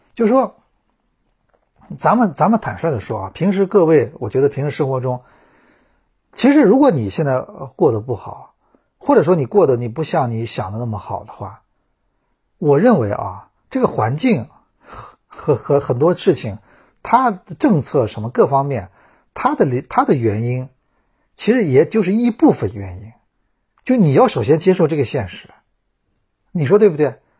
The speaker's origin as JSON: {"language": "Chinese", "country": "China", "said": "我们中国人"}